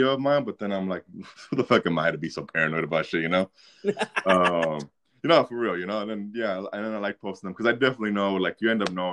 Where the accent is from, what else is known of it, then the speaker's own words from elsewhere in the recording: Midway City, California, United States; in Orange County. Midway City is what it's called